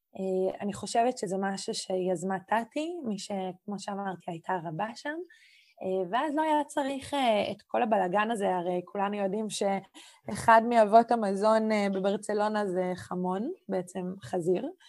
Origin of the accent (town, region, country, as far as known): Israel